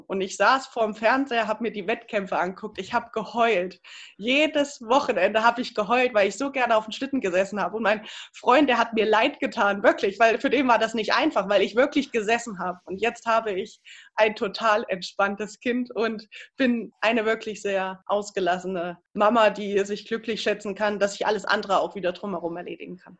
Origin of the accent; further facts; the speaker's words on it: Ilmenau, Thuringia, Germany; in meiner Heimatstadt in Immenau